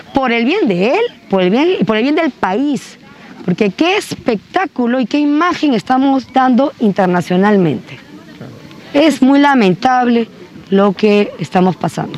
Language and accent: Spanish; Cajamarca, Peru; yo también vengo de Cajamarca, mi familia también es cajamarquina